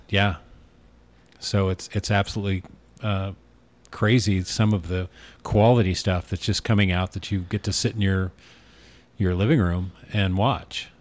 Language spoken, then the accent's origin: English; Newport, Oregon, United States; now in Arizona, United States; I grew up in Newport, Oregon